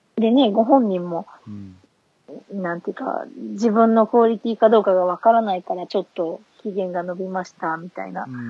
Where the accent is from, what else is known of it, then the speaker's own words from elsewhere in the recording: Fukuoka, Japan; also born or lived in Shiga / Osaka; now in Nagoya, Japan; 私福岡ですけど、ちょっと、はい、滋賀と大阪にもいて、